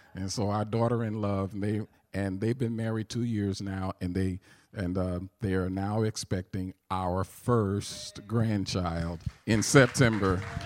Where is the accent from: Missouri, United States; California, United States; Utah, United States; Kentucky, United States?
Missouri, United States; St. Louis; accent: southern; I do have a southern accent because I'm from St. Louis, Missouri